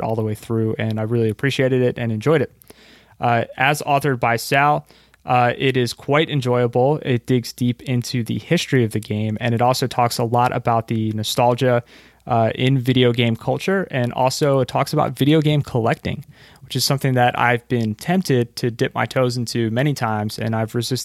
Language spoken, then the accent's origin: English; right outside Philadelphia, Pennsylvania, United States; where I live currently and also where I grew up